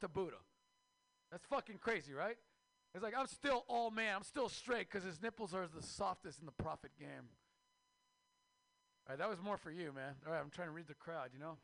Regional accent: Mexico; now in United States; I am Mexican from Mexico

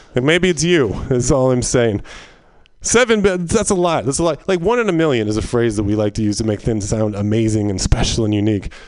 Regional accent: Northern California, United States; I grew up in Northern California

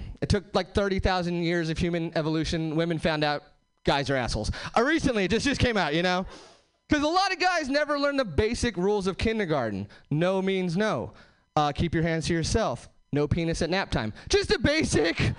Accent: Hesperia, California, United States; now in Seattle, United States; I am from Seattle now. I'm actually from Southern California originally. Nowhere famous, just like the Mojave Desert, Hesperia, California.

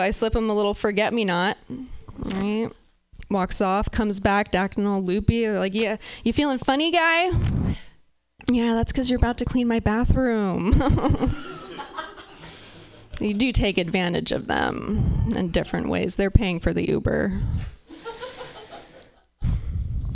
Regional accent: Pacific Northwest, United States; I'm from the Pacific Northwest

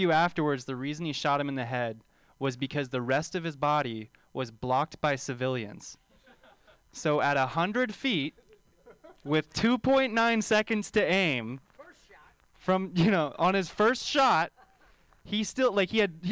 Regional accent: Bay Area, California, United States; I grew up right here in the Bay Area. Grew up in the Bay

